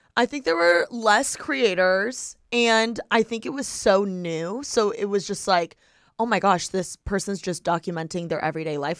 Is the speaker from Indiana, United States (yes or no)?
yes; Bloomington, Indiana, United States; moved away; I was born and raised in Bloomington, Indiana